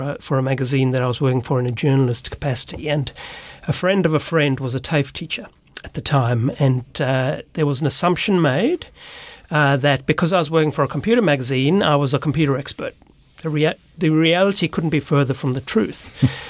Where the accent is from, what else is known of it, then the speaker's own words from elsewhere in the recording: Cape Town, Western Cape, South Africa; moved away as an adult; also born or lived in Sydney, Australia; now in Australia; I grew up in South Africa, in Cape Town, beautiful place